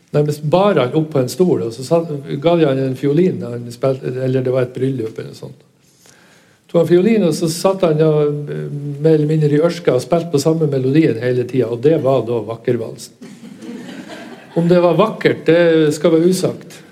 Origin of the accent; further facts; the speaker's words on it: Northern Norway, Norway; vi er fra Nord-Norge